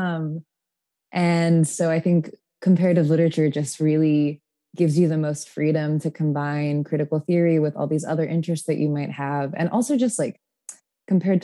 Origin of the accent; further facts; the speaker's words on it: Tacoma, Washington, United States; moved away; I'm from Tacoma, Washington, originally.